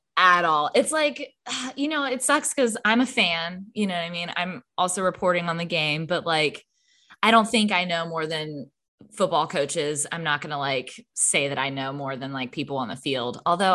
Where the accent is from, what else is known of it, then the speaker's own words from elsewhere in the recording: California, United States; I'm from California.